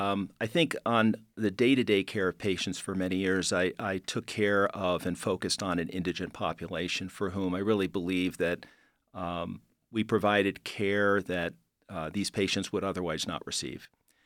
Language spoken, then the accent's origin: English; New York City, New York, United States; Well, I grew up in New York City, and it was an interesting time. It was 60s and 70s. It was a challenging time in New York, but also an incredibly dynamic place to be.